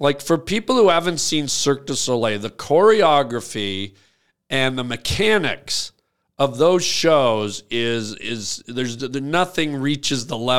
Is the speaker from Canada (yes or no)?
yes; Canada; now in California, United States; Because I grew up in Canada, French was mandatory. So we had to learn it. Yeah. And I have quite an extensive vocabulary in French. I know a million French words and I have some grammar and can speak limited.